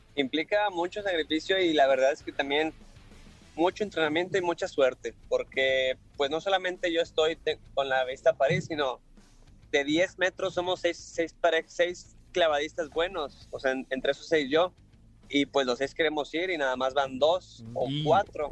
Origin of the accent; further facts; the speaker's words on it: Monterrey, Nuevo León, Mexico; yo soy de Monterrey